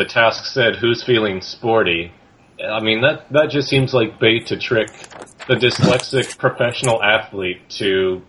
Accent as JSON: {"language": "English", "country": "Canada", "said": "I think with being the Canadian"}